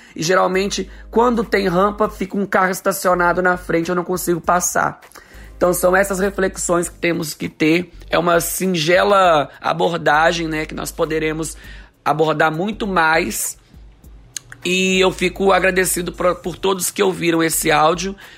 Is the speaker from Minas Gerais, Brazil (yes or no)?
no; Espírito Santo, Brazil; eu sou de Batiba, Espírito Santo. Aqui na minha cidade é uma cidade mais plana